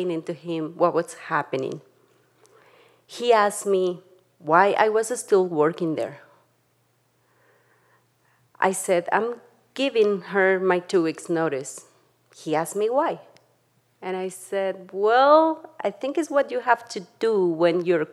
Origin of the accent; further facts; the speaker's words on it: Tlaxcala, Mexico; now in Jackson, United States; I grew up in Tlaxcala, Mexico, with my mom